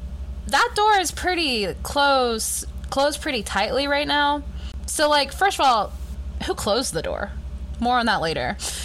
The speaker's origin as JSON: {"language": "English", "region": "the South", "country": "United States", "said": "I just, as a Southerner"}